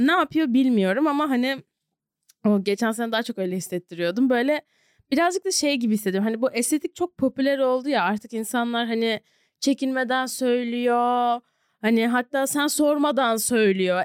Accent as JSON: {"language": "Turkish", "country": "Turkey", "tie": "born or raised there", "also_born_or_lived": "Savannah, United States / New York, United States", "moved": "as an adult", "said": "Ben iki günde üç senedir dönmediğim memleketime dönmeye karar"}